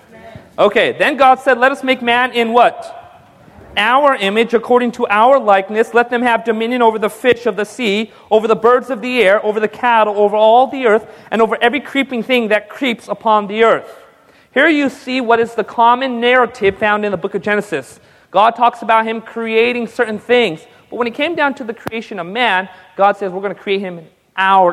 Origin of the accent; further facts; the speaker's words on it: India; I'm just a Hindu because I'm Indian